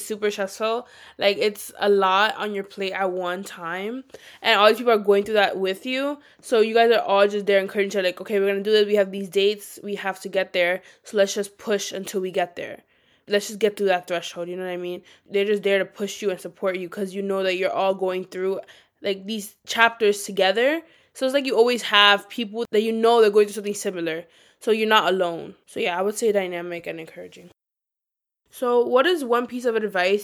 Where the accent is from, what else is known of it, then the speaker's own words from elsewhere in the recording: New York City, New York, United States; we're all from New York City